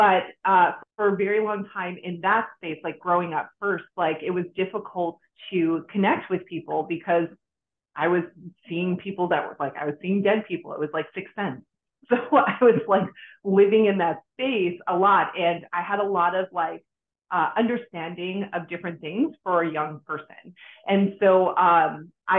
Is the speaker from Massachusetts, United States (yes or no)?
yes; Boston, Massachusetts, United States; now in Florida, United States; I moved to Florida from Boston. I originally am from Boston